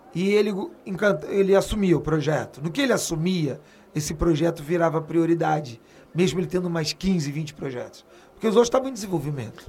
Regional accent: Rio de Janeiro, Brazil; also born or lived in Paris, France / São Paulo / Minas Gerais; eu vivi no Rio.

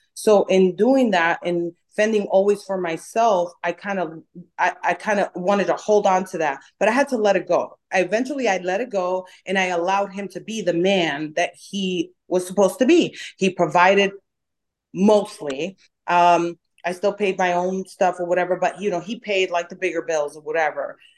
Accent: New York, United States; accent: New York; also born or lived in Dominican Republic; now in Dallas, United States; I'm from New York, I have an accent. Um, people think that I am rude or people think that I'm aggressive because of the way I talk

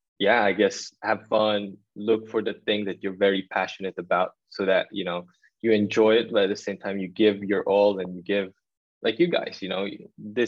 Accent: Manila, Metro Manila, Philippines; moved away; me being a Filipino, growing up in Tondo

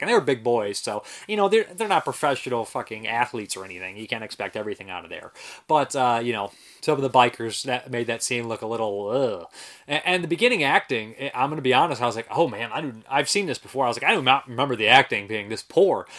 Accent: Ohio, United States; I'm from Ohio

